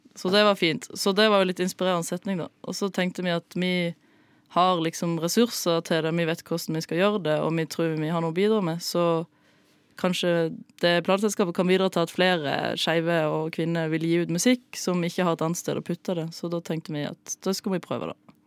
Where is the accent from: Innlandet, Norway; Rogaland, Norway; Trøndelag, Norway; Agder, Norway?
Agder, Norway; Flekkefjord; Flekkefjord, der jeg er fra.